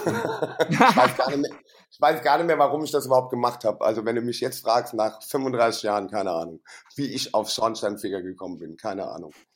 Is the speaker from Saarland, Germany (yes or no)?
yes; Saarland, Germany; moved away as an adult; now in Frankfurt, Germany; da habe ich ja noch im Saarland gewohnt, wo ich herkomme